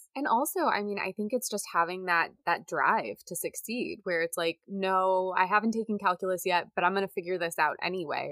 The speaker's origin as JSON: {"language": "English", "region": "Indiana", "country": "United States", "tie": "born or raised there", "said": "as a little girl growing up in Indiana"}